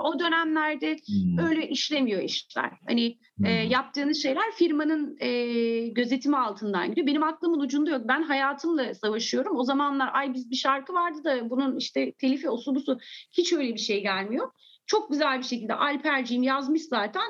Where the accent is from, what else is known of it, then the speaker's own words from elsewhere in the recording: England, United Kingdom; also born or lived in Turkey; Sonra İngiltere'ye gittim ve ben orada e, daha 3 yaşımda bana bazı şeyler anlatıldığında kafam hiç karışmadı